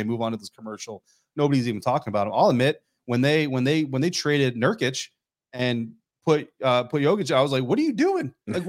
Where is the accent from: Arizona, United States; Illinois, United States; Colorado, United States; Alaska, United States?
Colorado, United States; I growing up in Colorado, obviously I started becoming a Nuggets fan.